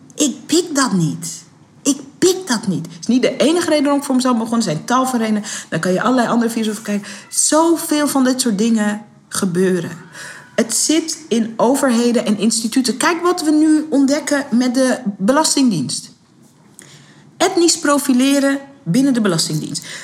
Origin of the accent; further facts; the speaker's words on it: Netherlands; ik ben geen Amerikaan, ik ben geboren en getogen in Nederland.